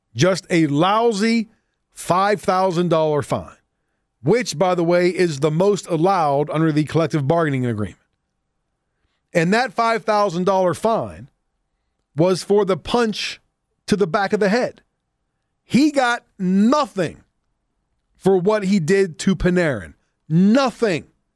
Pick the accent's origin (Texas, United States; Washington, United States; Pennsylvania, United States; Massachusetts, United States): Pennsylvania, United States; near Pittsburgh; Growing up near Pittsburgh